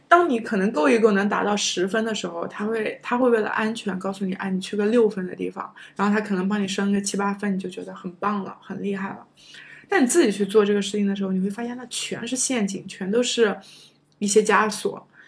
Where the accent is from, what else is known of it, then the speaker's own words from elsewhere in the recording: China; moved away as an adult; also born or lived in United States; 我觉得中国学生，我们有的时候都会有些会很在意